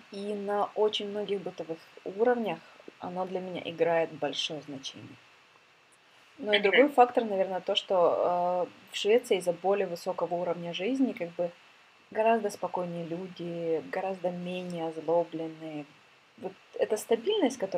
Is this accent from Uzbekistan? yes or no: no; Ukraine; now in Sweden; так и у меня начало много что меняться с того момента, как я переехала из Украины.